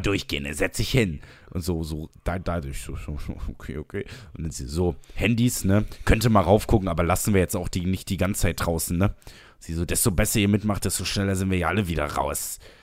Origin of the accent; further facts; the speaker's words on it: Trier, Rhineland-Palatinate, Germany; ich bin aus Trier